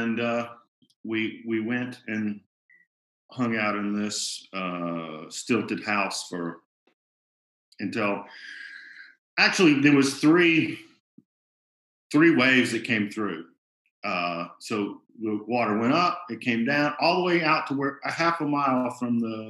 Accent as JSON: {"language": "English", "town": "Birmingham", "region": "Alabama", "country": "United States", "said": "I'm from Birmingham, Alabama"}